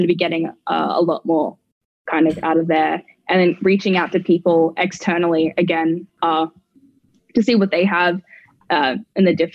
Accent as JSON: {"language": "English", "town": "Brisbane", "region": "Queensland", "country": "Australia", "moved": "as an adult", "said": "in Australia, especially where I'm from. I'm from Brisbane"}